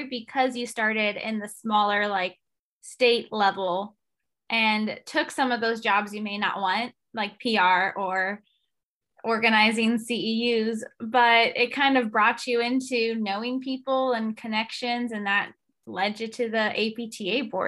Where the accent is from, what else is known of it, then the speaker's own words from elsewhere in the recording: Seattle, Washington, United States; moved away as an adult; also born or lived in Youngstown, Ohio / Reno, Nevada; I went from Seattle, growing up in Seattle, to going to school in Youngstown, Ohio, to then living in Reno, Nevada